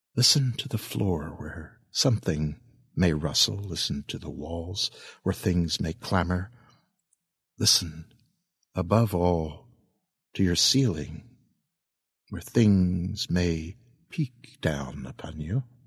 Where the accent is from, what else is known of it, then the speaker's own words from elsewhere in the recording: East Coast of the United States, United States; I'm a kid from the East Coast of the United States